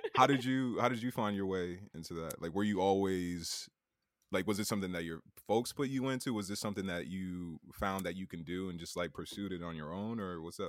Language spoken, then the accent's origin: English; Bridgeport, Connecticut, United States; moved away as an adult; now in New York, United States; Bridgeport, Connecticut